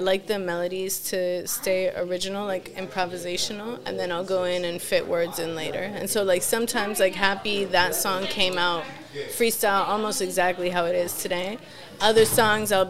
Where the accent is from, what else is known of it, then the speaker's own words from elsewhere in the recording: Miami, Florida, United States; first language Spanish; English is a second language; now in Washington, D.C. area, United States; I was born here, but I was raised in Miami